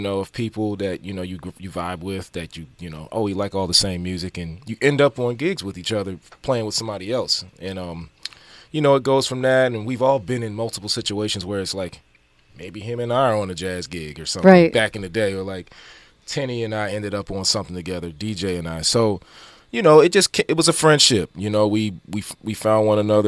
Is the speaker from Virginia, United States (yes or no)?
yes; Virginia Beach, Virginia, United States; I grew up in Virginia Beach